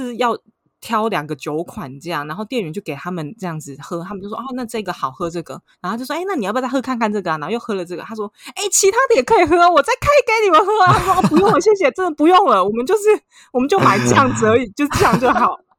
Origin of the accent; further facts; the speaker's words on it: Taiwan; now in Paris, France; 我是台湾人